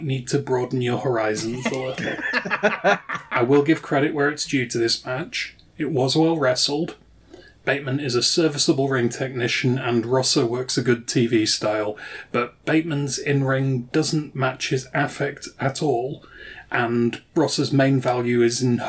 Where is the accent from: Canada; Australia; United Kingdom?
United Kingdom; As a Brit